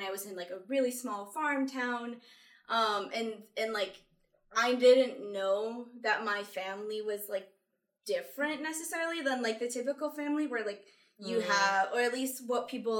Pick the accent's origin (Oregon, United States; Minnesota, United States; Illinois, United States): Illinois, United States; Chicago suburbs; I am the only mixed one of us. Well, mixed white. I'm half white and then half Colombian. And I grew up in the Chicago suburbs. So, like, Midwest...